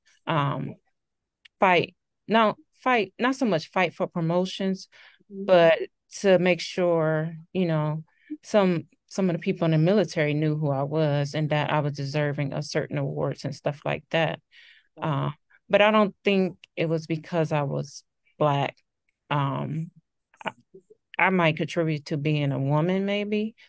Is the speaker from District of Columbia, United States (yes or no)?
no; Cleveland, Ohio, United States; moved away as an adult; now in St. Louis, United States; I'm originally from Cleveland, Ohio, but I live in the St. Louis, Missouri area.